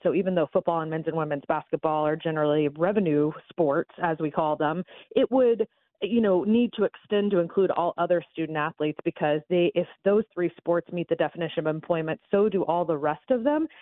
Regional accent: Atlanta, Georgia, United States; moved away; I don't live up there anymore, but I'm, uh, born and bred in Atlanta

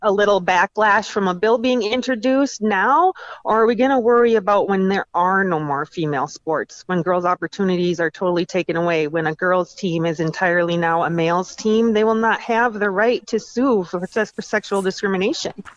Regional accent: Minnesota, United States; I'm from Minnesota

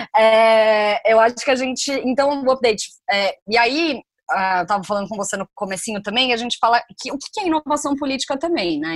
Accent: Brazil; como brasileiros a gente não se considera latino

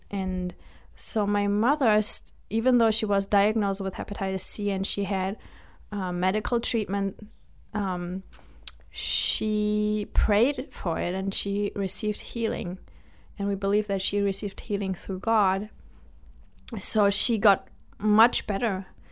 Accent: Germany; now in United States; I was born and I was and I grew up in Germany.

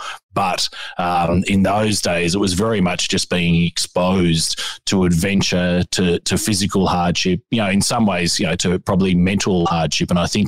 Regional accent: Geelong, Victoria, Australia; Yeah, I mean, it was a pretty amazing upbringing. Obviously, my mum and dad were very much into the outdoors and loved the mountains. They'd emigrated from Scotland.

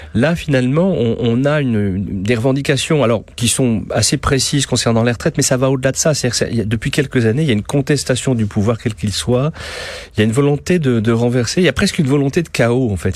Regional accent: France; je suis français, j'adore mon pays, je suis fier d'être français

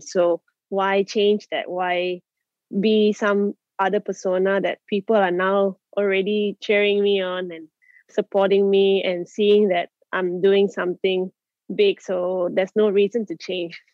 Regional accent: Malaysia; be brought up in Malaysia and to achieve what I've achieved as a Malaysian

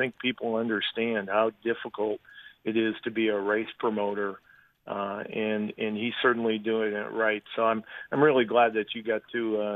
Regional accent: Libertyville, Illinois, United States; moved away; also born or lived in Chicago; I grew up in Libertyville

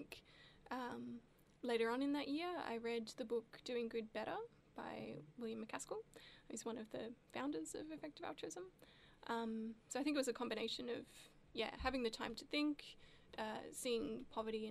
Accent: Melbourne, Victoria, Australia; also born or lived in Darwin; growing up in Melbourne, there is, some exposure to Aboriginal culture here

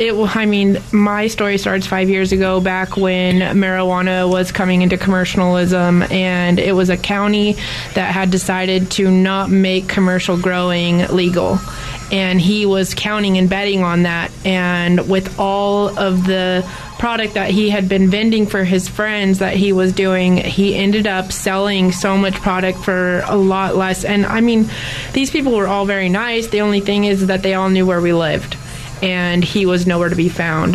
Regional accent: Bay Area, California, United States; moved away as an adult; I grew up in the Bay Area

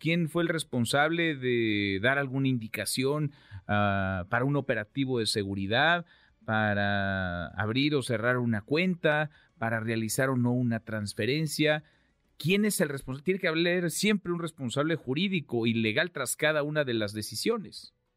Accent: Mexico; al que aspiramos los mexicanos

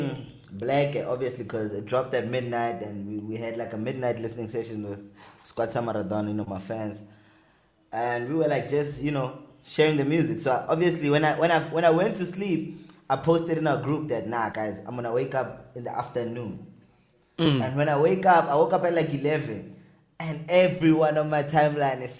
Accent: Pretoria, Gauteng, South Africa; I'm from Pitori

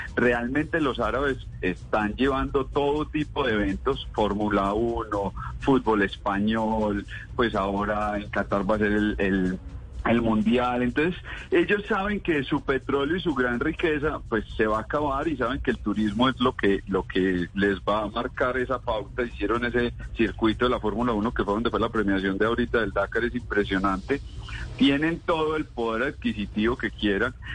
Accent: Colombia; como colombianos

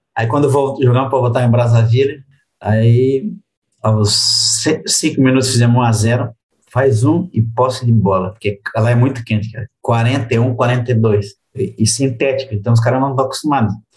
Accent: Republic of the Congo; moved away; also born or lived in Europe; eu sou da República do Congo, que é os franceses.

